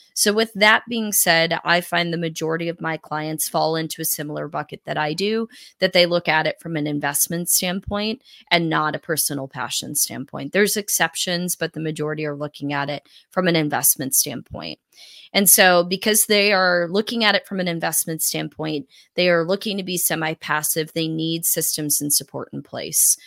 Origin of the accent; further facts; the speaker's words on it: South Carolina, United States; also born or lived in Northeast United States; we moved from the Northeast to the Southeast when I was a kid.